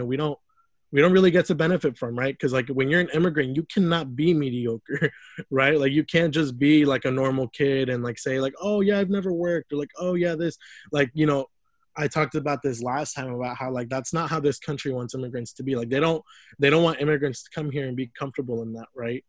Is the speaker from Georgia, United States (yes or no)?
no; Lafayette, Indiana, United States; moved away as an adult; also born or lived in Mexico; now in Indianapolis, United States; I grew up in Lafayette, Indiana